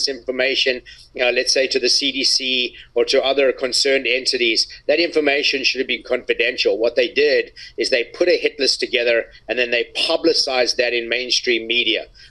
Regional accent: South Africa; me growing up in South Africa

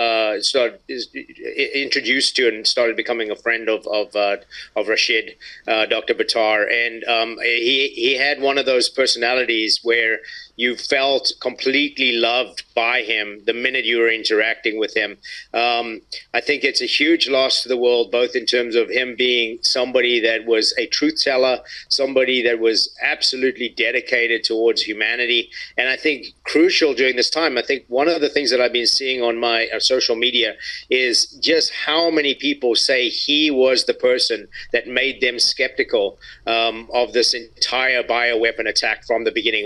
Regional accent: South Africa; me growing up in South Africa

